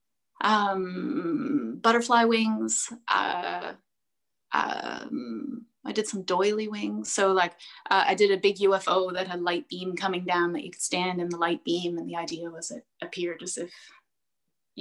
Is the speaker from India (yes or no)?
no; Hamilton, Ontario, Canada; now in Twillingate, Canada; I'm from Hamilton, Ontario